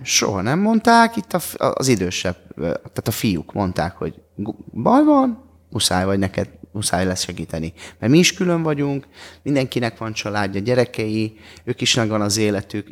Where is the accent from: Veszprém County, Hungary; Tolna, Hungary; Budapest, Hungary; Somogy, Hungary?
Budapest, Hungary; És ugye mi Kőbányán születtünk, ott, ott éltünk